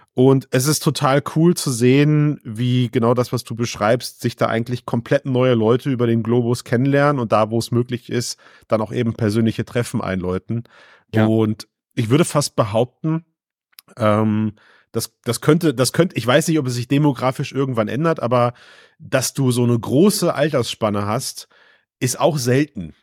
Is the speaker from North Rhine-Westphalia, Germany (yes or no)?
yes; Düsseldorf area, North Rhine-Westphalia, Germany; ich komm aus dem Düsseldorfer Raum